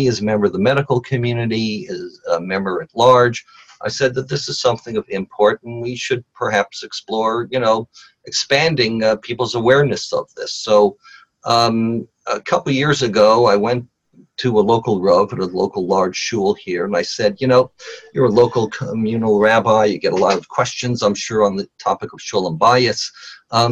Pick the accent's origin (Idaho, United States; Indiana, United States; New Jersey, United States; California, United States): California, United States; Los Angeles; also born or lived in Nashville, Tennessee; I grew up here in Los Angeles.